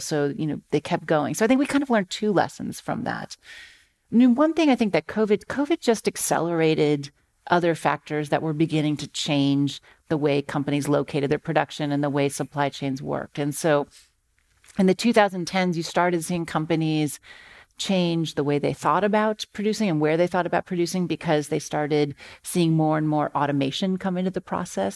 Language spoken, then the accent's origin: English; Akron, Ohio, United States; I grew up in Akron, Ohio